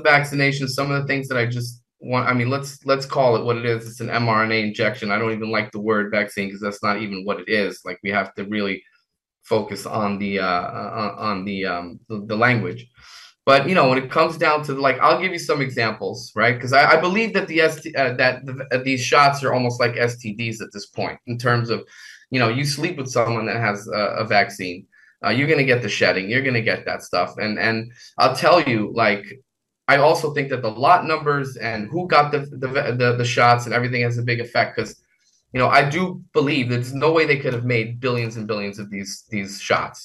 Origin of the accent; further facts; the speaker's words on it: New York City, New York, United States; I'm from Queens